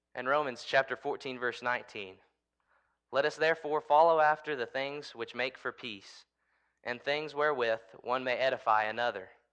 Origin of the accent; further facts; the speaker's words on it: United States; I'm an American